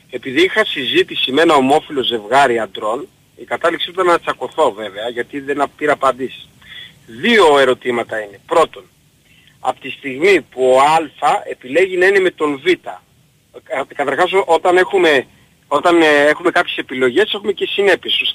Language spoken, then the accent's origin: Greek; Greece; Εγώ λοιπόν είμαι Έλληνας πολίτης, πραγματικά όντως δηλώνω